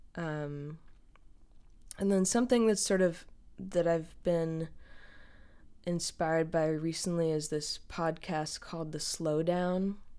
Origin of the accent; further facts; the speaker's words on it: the Berkshires, Western Massachusetts, United States; now in Brooklyn, United States; I live in Brooklyn, New York, um, though I'm originally from Western Massachusetts, uh, from an area called the Berkshires